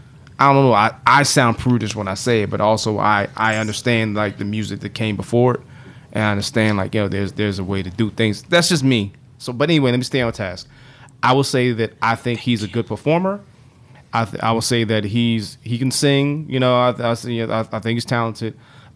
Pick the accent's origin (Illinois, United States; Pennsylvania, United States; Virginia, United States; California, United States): Illinois, United States; Chicago; I'm from Chicago, and you sound like ….